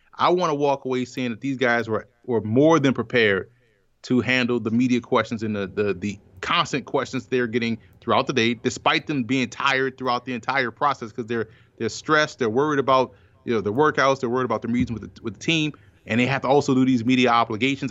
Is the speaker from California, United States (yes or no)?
no; New Orleans, Louisiana, United States; growing up in New Orleans, a Saints fan